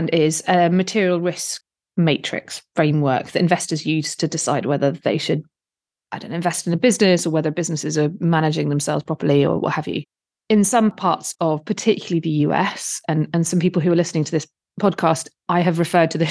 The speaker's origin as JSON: {"language": "English", "country": "United Kingdom", "accent": "British", "said": "I'm a bit British, as you can tell from my accent"}